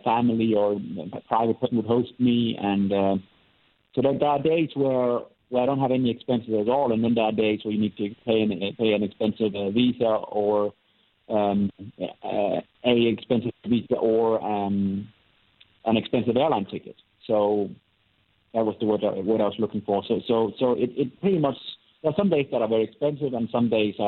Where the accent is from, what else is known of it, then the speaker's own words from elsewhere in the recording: Denmark; moved away; I get back to Denmark once in a while.